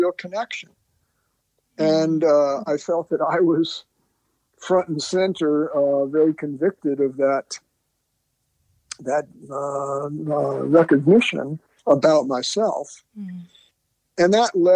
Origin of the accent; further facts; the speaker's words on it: North Carolina, United States; also born or lived in New York City; moved to North Carolina, my family, when I was seven